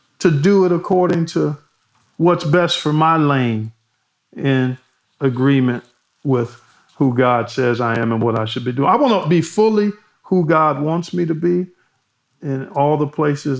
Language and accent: English; Cleveland, Ohio, United States; my hometown of Cleveland